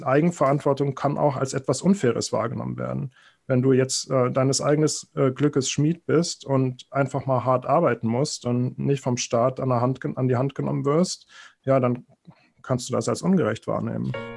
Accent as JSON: {"language": "German", "region": "Berlin", "country": "Germany", "tie": "born or raised there", "said": "ich bin in Berlin aufgewachsen"}